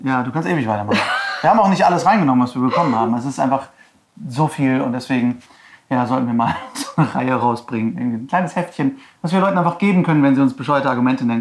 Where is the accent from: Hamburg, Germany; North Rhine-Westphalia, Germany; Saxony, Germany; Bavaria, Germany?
North Rhine-Westphalia, Germany; Herford; moved away; Herford, meine Heimatstadt